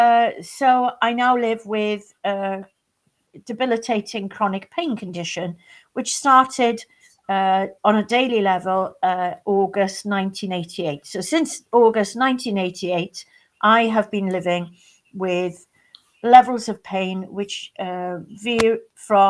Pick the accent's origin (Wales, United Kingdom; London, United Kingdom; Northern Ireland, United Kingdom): Wales, United Kingdom; West; also born or lived in Belgium; I grew up in West Wales